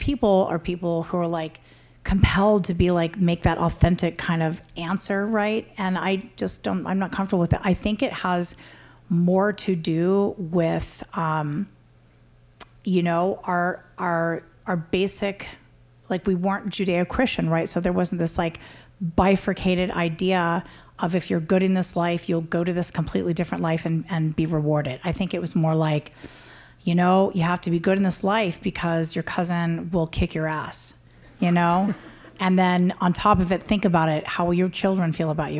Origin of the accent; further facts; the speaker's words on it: United States; I'm Native American.